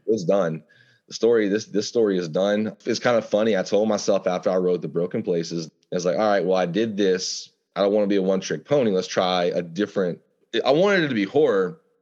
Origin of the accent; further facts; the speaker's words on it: Louisiana, United States; growing up in Louisiana, we are surrounded by the wilderness